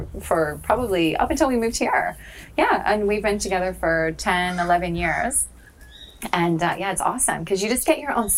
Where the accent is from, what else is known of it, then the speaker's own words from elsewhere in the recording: Idaho, United States; now in Australia; I'm actually from Idaho originally